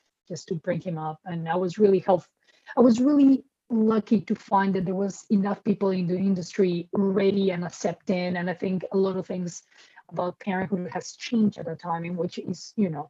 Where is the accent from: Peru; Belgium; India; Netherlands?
Peru; moved away as an adult; also born or lived in Colombia / Brooklyn, New York; now in New York, United States; I grew up in Peru. Like I went to school in Peru.